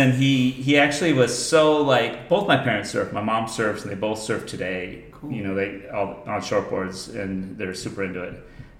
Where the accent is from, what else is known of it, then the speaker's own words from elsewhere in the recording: Solana Beach, California, United States; also born or lived in Leucadia, California; we moved from Leucadia to Solana Beach.